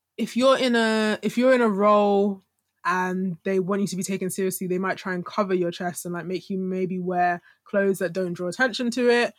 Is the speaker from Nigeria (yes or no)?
yes; Nigeria; as Nigerian women